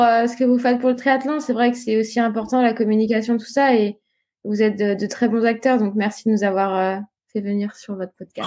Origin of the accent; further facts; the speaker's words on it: Réunion; now in Nice, France; l'île de la Réunion, là où j'ai grandi